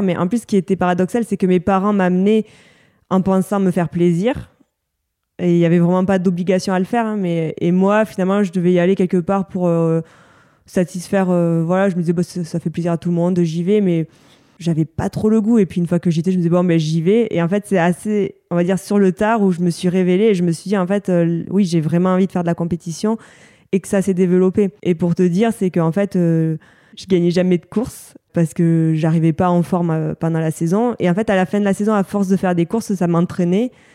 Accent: Bagnères-de-Luchon, Occitania, France; C'est la station de ski qui est au-dessus de ma ville natale, à, à Bagnères de Luchon

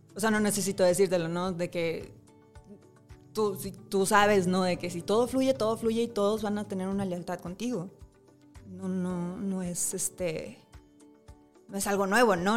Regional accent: Monterrey, Nuevo León, Mexico; yo soy de Monterrey

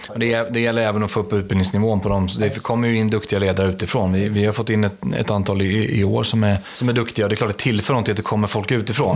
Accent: Stockholm, Stockholm County, Sweden; Jag är uppväxt i Stockholm

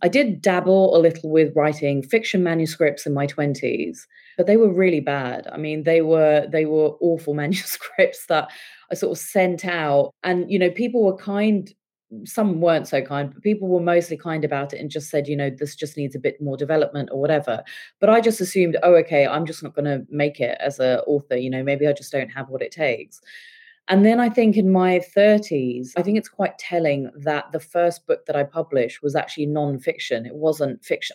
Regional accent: England, United Kingdom; also born or lived in India; I uh, was born and brought up in England, but when I was seven, my parents decided that they wanted us all to move back to India

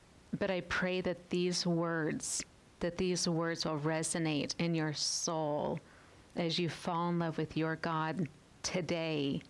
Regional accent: United States; as American women

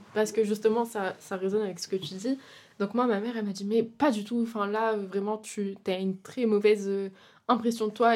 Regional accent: France; moved away as an adult; now in Brussels, Belgium; je suis française. Euh, j'ai déménagé, euh, pour faire mes études, études de cinéma.

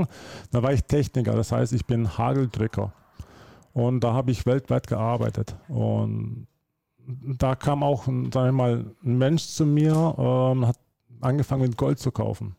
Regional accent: Germany; also born or lived in Slovenia; now in Switzerland; ich bin geboren in Deutschland, dann bin ich ausgezogen nach Slowenien, habe ich dort äh, von 2002 bis äh, letztes Jahr äh, dort gelebt. Und jetzt bin ich in der Schweiz

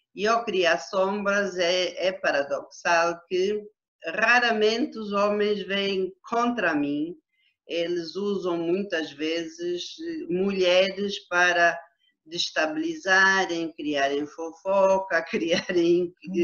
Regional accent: Huíla, Cunene, Angola; also born or lived in Lubango, Huíla, Angola / Namibe, Angola; eu apanhei juízo ainda na Huila, mas no território que é hoje o, a província do Cunene

